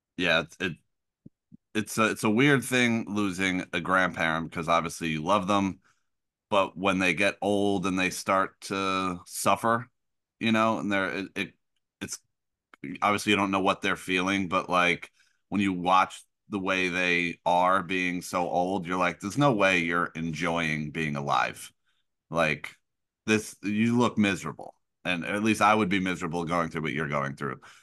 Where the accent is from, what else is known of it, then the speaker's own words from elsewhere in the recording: Middletown, New Jersey, United States; I grew up in Middletown, like, and we have a big family